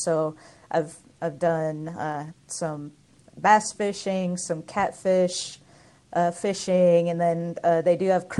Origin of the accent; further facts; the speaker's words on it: Minnesota, United States; now in Nashville, United States; I actually grew up in Minnesota. I live in Nashville now. And just growing up in Minnesota, being around all the lakes